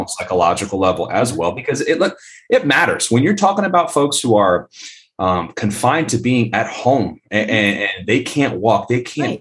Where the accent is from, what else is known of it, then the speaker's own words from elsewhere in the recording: Tampa, Florida, United States; also born or lived in Colombia; I was born and raised in Tampa, Florida